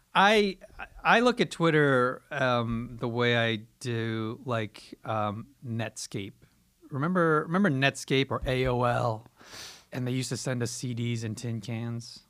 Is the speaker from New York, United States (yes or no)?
yes; New York, United States; I'm originally from, I'm born and raised in New York